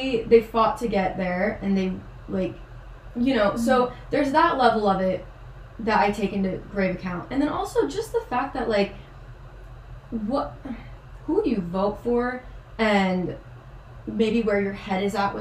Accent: Chandler, Arizona, United States; where I grew up in Chandler was like 35 minutes

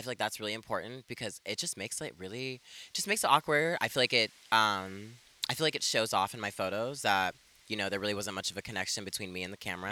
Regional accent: Elko, Nevada, United States; born or raised there; moved away as an adult; also born or lived in Ethiopia / California; now in Portland, United States

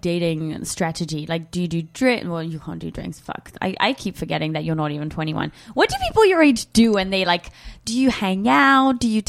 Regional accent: London, United Kingdom; I'm from London. I don't fucking miss rain.

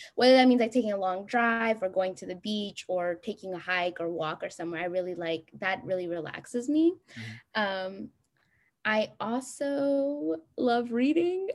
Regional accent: Columbus, Ohio, United States; moved away as an adult; also born or lived in Addis Ababa, Ethiopia / Houston, Texas / Stanford, California; I was born in Addis Ababa, Ethiopia, and I moved here when I was five with my whole family to Columbus, Ohio, and I grew up there until I basically came to Rice

